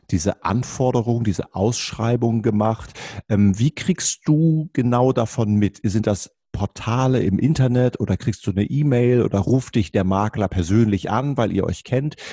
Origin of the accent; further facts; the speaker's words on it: Hamburg, Germany; Wir kommen ja beide aus Hamburg und äh, der Hamburg gilt als Stadt der Kaufleute.